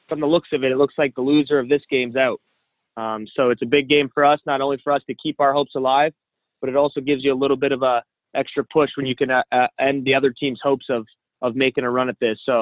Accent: Canada; being a Canadian

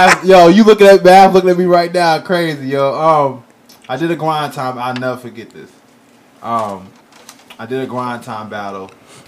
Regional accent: California, United States; also born or lived in Baltimore / Fort Riley; As soon as I was born here, my pops took me and my brother straight out of here. We was in Fort Riley, Kansas, and then I spent majority of my time in Southern California.

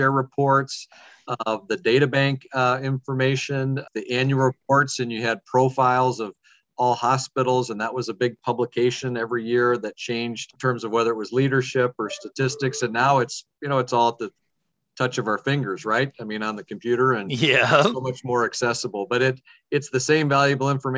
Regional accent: Fort Dodge, Iowa, United States; I'm a lifelong Iowan. I grew up in Fort Dodge, Iowa, and graduated from St. Edmund High School there.

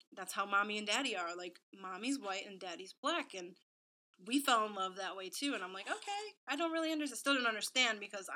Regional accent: Waukegan, Illinois, United States; also born or lived in Lindenhurst, Illinois; I grew up in Waukegan, Illinois, so at least for the first 10 years of my life

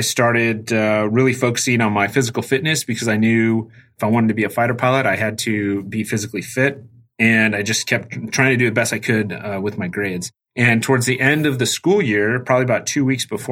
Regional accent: Tucson, Arizona, United States; moved away as an adult; I grew up in Tucson, Arizona, and I graduated in 2002 from high school

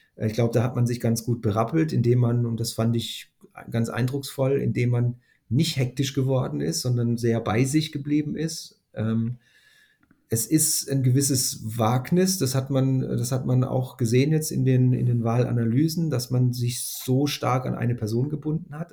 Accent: Northern Germany, Germany; würden wir vielleicht als Norddeutsche sagen

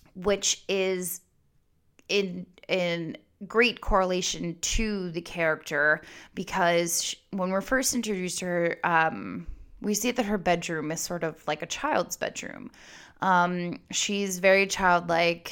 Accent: Goldsboro, North Carolina, United States; I was born in Goldsboro, North Carolina

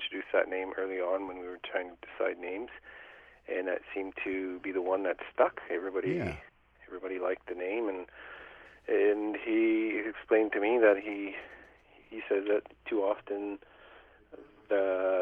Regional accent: James Bay region, northern Ontario, Canada; we're actually from the James Bay region up in northern Ontario, which is in the Canada's far north.

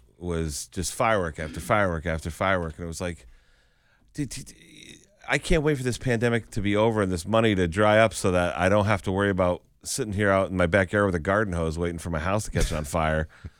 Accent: Chicopee, Massachusetts, United States; We're from Chicopee. We're better than this. I was like, well, I mean, I'm from Chicopee.

